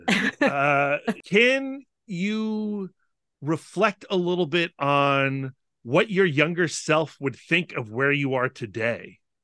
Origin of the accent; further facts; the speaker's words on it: Northern Virginia, United States; we grew up in Northern Virginia